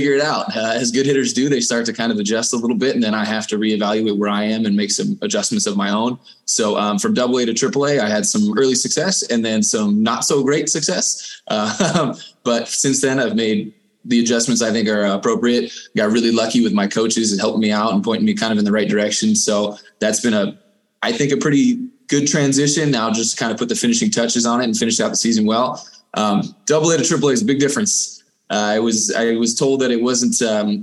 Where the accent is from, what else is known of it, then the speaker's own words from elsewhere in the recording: San Diego, California, United States; So I'm from San Diego. I grew up there, and from the time I was about 6 months old until the end of high school